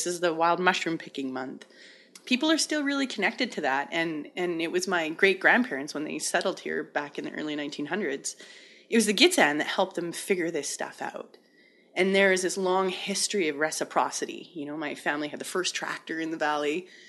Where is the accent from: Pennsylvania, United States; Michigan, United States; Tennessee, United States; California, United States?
Pennsylvania, United States; Hazleton; I was born in Hazleton, which is, you know, the hospital. But yeah, I mean, I wasn't born in my mom's backyard, if that's what you're wondering. Although maybe, anyway. Yeah, my family is six generations here, over 110 years of history.